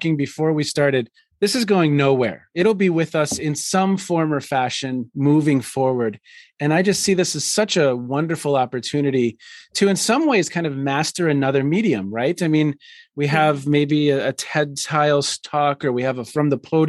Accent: a suburb of Minneapolis, Minnesota, United States; moved away; I grew up in a suburb of Minneapolis.

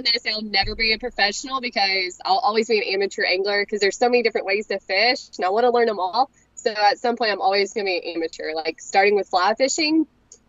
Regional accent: Corpus Christi, Texas, United States; born there; now in Longview, United States; I'm more in the Longview, Tyler area.

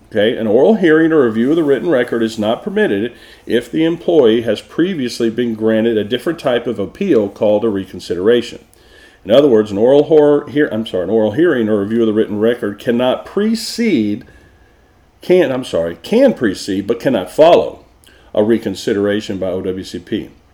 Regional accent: Texas, United States; moved away; also born or lived in Florida / Oklahoma; I'm from Texas, so I say it wrong

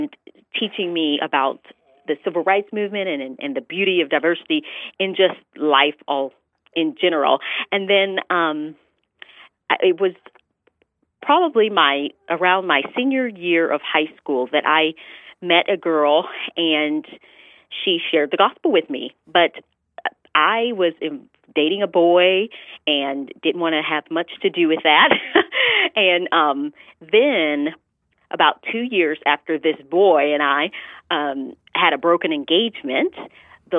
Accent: the South, United States; growing up in the South, I had a great childhood, but I definitely experienced some blatant racism

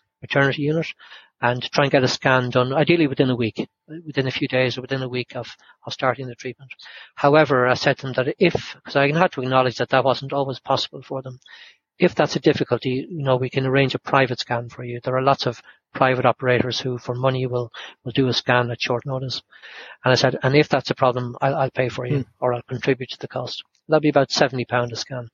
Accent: Ireland; accent: Irish; now in United Kingdom; They probably thought by my accent and that I was Irish

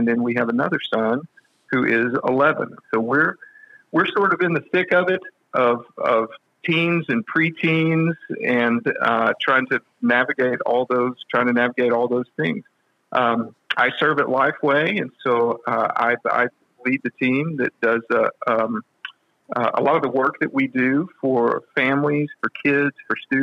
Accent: West Texas, United States; now in Nashville, United States; I'm from a small town out in West Texas

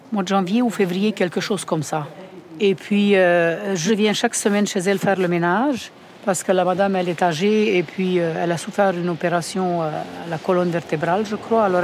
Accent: Romania; now in Montreal, Canada; Et je viens de la Roumanie et puis ça fait comme 30 ans qu'on est ici avec mon mari et ma famille. Et puis euh, c'est ça, on a quitté la Roumanie pendant le communisme

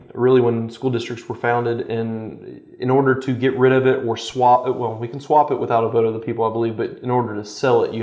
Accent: Rapides Parish, Louisiana, United States; now in Natchitoches Parish, United States; I come from Rapides Parish

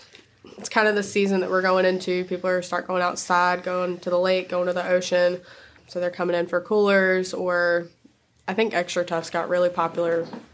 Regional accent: Archer Lodge, North Carolina, United States; now in Four Oaks, United States; Four Oaks now, but I grew up in Archer Lodge.

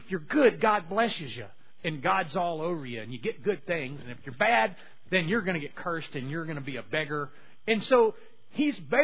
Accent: Louisiana, United States; I was from Louisiana

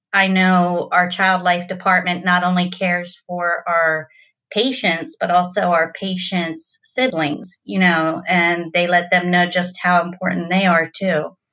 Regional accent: Delaware, United States; I was born and raised in Delaware my whole life

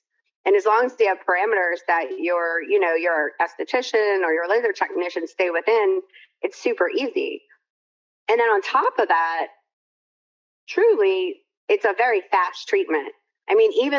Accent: Louisiana, United States; I'm from Louisiana, we say lanyap

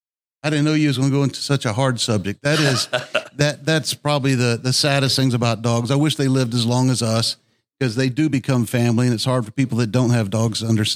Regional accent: the South, United States; Well, I'm from the South

